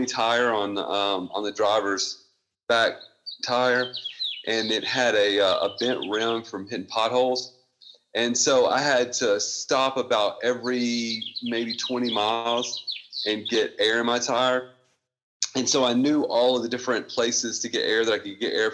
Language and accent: English; Mississippi, United States; I'm from Mississippi